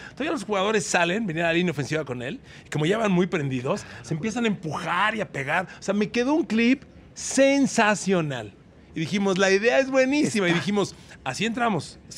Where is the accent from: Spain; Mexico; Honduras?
Mexico; Hola, somos de México.